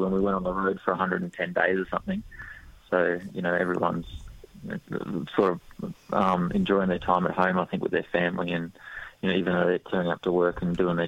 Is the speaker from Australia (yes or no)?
yes; Australia; we're Australian